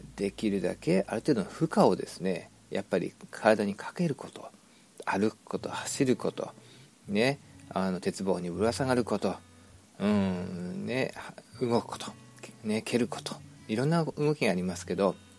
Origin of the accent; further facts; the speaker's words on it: Shizuoka, Japan; moved away as an adult; now in United States; 私が小学校の時に静岡の、えー、田舎にいたいましたけども